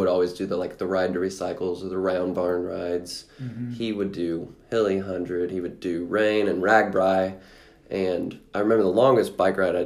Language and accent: English; Seymour, Indiana, United States; I came from Seymour